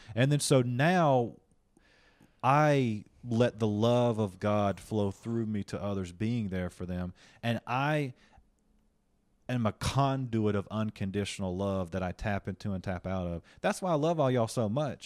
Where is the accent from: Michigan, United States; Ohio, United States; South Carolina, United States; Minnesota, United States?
South Carolina, United States; Union; moved away as an adult; also born or lived in El Paso, Texas / Greenville; now in Hollywood, United States; I come from Union, South Carolina